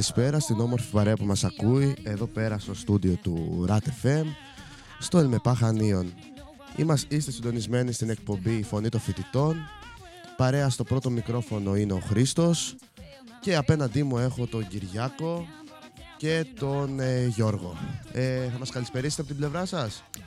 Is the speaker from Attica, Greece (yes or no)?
no; Chania, Crete, Greece; είμαι από τα Χανιά